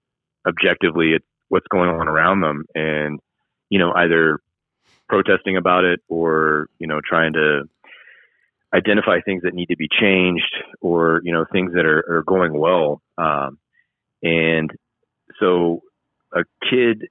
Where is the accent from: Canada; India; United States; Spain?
United States; Marietta, Georgia; moved away as an adult; also born or lived in Washington; I grew up in Marietta